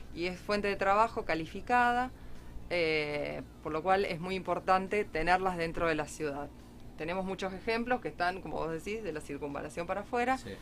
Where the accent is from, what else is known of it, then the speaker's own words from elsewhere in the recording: Rosario, Santa Fe, Argentina; los que somos de Rosario